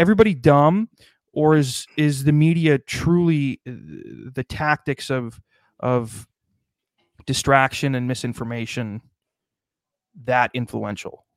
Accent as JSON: {"language": "English", "country": "United States", "said": "I'm an American"}